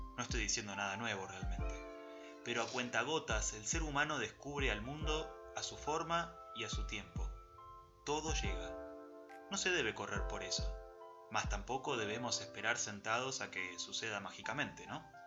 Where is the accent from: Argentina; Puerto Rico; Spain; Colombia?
Argentina; nos definen como argentino y como sociedad